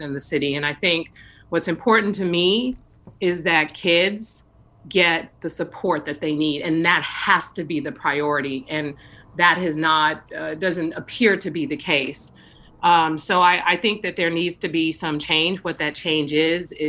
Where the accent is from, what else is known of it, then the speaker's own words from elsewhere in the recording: San Francisco, California, United States; I have been really fortunate growing up in San Francisco, attending public schools